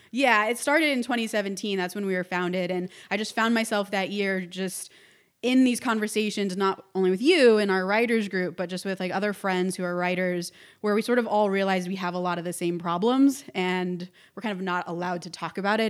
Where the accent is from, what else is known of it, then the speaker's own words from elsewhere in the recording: Orange County, California, United States; I was born in Orange County, which is about an hour south of Los Angeles